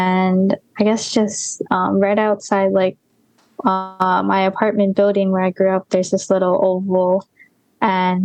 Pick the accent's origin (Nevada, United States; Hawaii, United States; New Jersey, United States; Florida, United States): Hawaii, United States; Mililani; also born or lived in Kapahulu; I grew up in Mililani, Oahu.